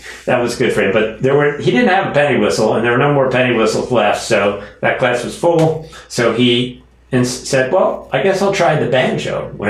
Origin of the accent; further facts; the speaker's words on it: Baltimore, Maryland, United States; accent: Baltimore; That's my Baltimore accent, probably.